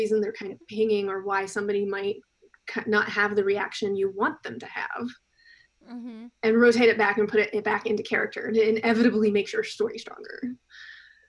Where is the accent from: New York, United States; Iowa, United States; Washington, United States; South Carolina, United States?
South Carolina, United States; I grew up in South Carolina, very deep south